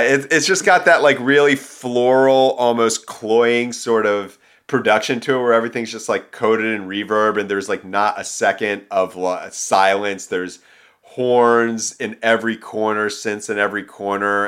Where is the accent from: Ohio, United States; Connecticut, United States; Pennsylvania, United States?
Pennsylvania, United States; Philadelphia; moved away as an adult; now in Los Angeles, United States; being home in, back in suburban Philadelphia